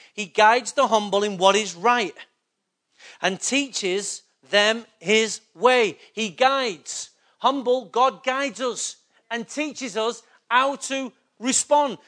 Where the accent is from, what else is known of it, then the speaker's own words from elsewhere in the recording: Manchester, North West England, United Kingdom; I was born in England, Manchester